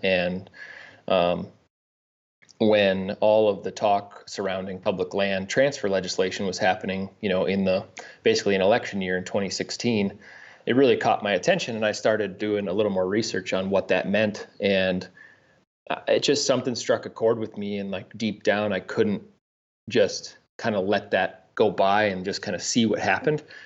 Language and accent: English; Sioux Falls, South Dakota, United States; also born or lived in Aberdeen, South Dakota; Grew up in South Dakota, uh, was born in Aberdeen, and then, uh, grew up in Sioux Falls